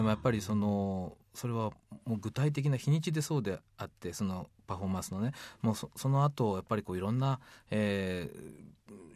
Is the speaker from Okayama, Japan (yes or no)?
yes; Kurashiki, Okayama, Japan; moved away as an adult; also born or lived in San Francisco; 生まれたのはですねその水島っていうところにコンビナートがありましてね